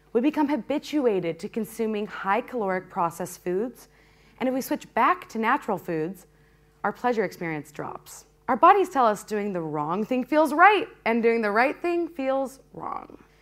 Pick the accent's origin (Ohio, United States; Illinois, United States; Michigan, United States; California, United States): Illinois, United States; Peoria; When I was a kid growing up in Peoria